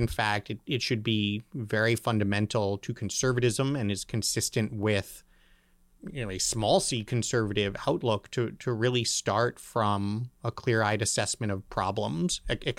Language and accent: English; Berkeley, California, United States; born there; Well, I was born in Berkeley, California. little known fact. Stayed there not very long, so that was probably for my own good.